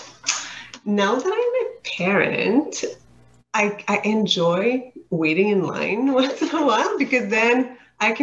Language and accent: English; Saint-Jérôme, Quebec, Canada; moved away as an adult; also born or lived in Montreal, Canada; now in Ottawa, Canada; I'm from Saint-Jérôme in the Laurentians, so it's like 30-40 minutes north of Montreal.